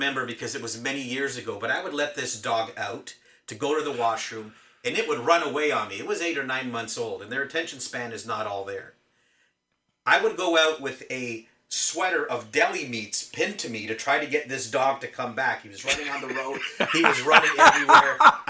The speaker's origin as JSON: {"language": "English", "town": "Mississauga", "region": "Ontario", "country": "Canada", "moved": "as an adult", "lives_now": "Niagara Falls, Canada", "said": "I'm not born and raised in Niagara Falls. I'm originally from Mississauga."}